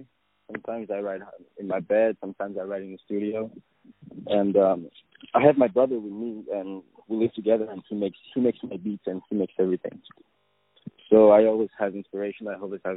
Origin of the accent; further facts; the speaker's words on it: Paris, Île-de-France, France; I'm from Paris, born and raised